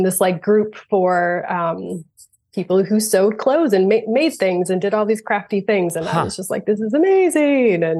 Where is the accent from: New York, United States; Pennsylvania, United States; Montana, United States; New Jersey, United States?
New York, United States; Finger Lakes region of; also born or lived in Vermont; we had a lot of waterfalls around the area where I grew up in the Finger Lakes region of New York.